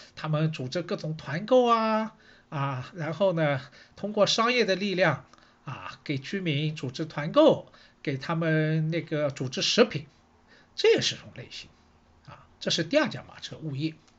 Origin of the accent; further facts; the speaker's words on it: Shanghai, China; 我是上海人，所以呢，对城市这一块呢，好像也特别有感觉